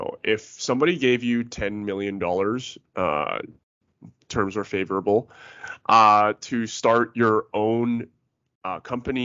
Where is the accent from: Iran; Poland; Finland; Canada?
Canada; Vancouver, British Columbia; I'm from Vancouver myself